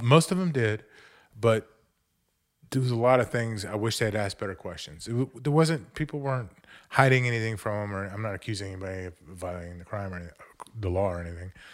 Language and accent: English; Montgomery County, Texas, United States; also born or lived in New Orleans; I grew up right here in Montgomery County